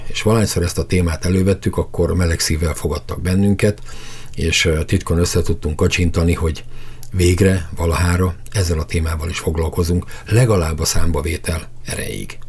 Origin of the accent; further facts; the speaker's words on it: Ózd, Borsod-Abaúj-Zemplén, Hungary; én Úzról származom, ahol kohászok, bányászok éltek zömében